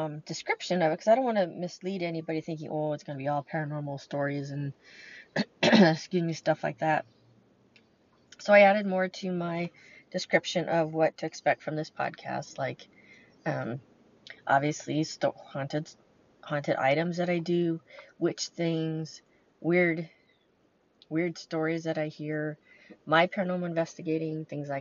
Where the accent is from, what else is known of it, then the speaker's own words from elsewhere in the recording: California, United States; now in Lake Michigan area, United States; But I'm from California